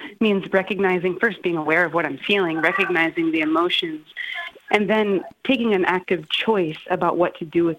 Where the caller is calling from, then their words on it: Bethel, United States; I'm calling from Bethel.